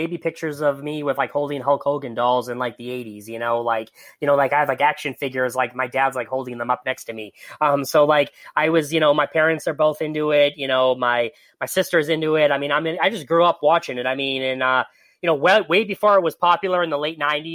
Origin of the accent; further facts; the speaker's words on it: Boston, Massachusetts, United States; I'm from Boston, I grew up outside of Boston